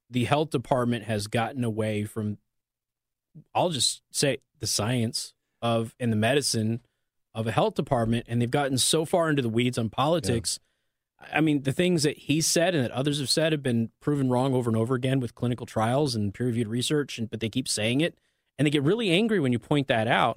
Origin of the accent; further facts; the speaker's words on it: Las Vegas, Nevada, United States; moved away; I'm from Las Vegas